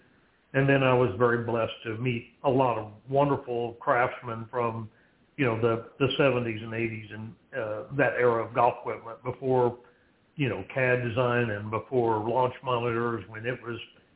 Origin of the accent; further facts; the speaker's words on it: South Texas, United States; That little small town in South Texas, that little nine-hole golf course was the center of a lot of what we did